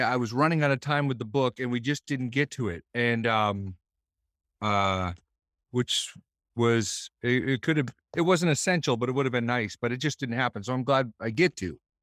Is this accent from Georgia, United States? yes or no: no; Boston, Massachusetts, United States